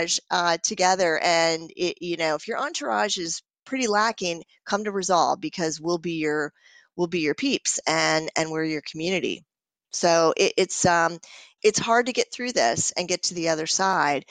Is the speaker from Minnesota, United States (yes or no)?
yes; Minnesota, United States; I'm from Minnesota, so that's what we call them